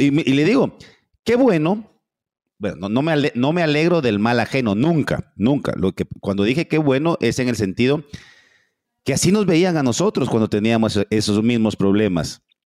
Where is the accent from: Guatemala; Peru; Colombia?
Guatemala